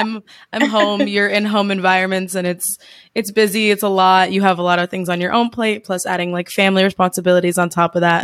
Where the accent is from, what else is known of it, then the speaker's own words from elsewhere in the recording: New Jersey, United States; moved away as an adult; I'm from New Jersey in the States